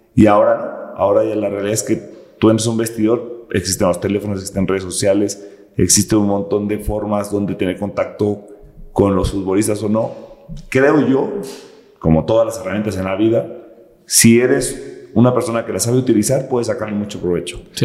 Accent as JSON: {"language": "Spanish", "town": "Morelia", "region": "Michoacán", "country": "Mexico", "tie": "born or raised there", "moved": "as an adult", "said": "yo nací en Morelia, Michoacán, crecí en una colonia de escasos recursos"}